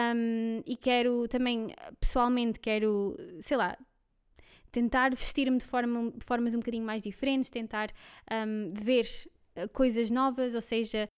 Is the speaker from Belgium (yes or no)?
yes; Belgium; Portuguese is a second language; now in Lisbon area, Portugal; nasci na Bélgica, e um, pronto, há uns anos vim cá morar para Portugal. Um, se eu der aqui alguns erros no, no, português, já sabem o porquê